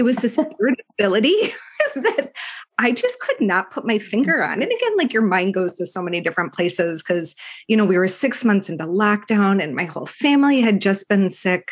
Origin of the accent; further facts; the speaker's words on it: Minneapolis, Minnesota, United States; also born or lived in Michigan; I've lived here most of my life